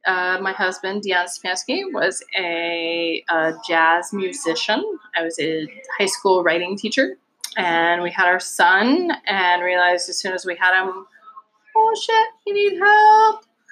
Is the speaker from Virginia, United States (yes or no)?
yes; Virginia Beach, Virginia, United States; accent: Southern; also born or lived in Norfolk, Virginia / North Carolina; now in Michigan, United States; So I was born in Norfolk, Virginia. My dad was a Navy man. Raised in Virginia Beach, Virginia.